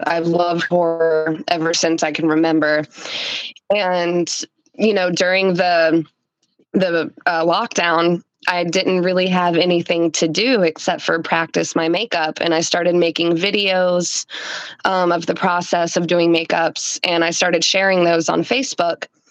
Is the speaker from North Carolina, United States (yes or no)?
yes; North Carolina, United States; I am from North Carolina, born and raised.